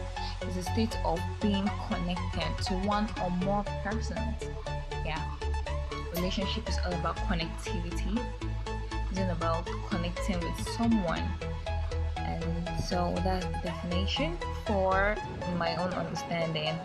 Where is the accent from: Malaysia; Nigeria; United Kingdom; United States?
Nigeria; I'm a Yoruba person. I'm a Nigerian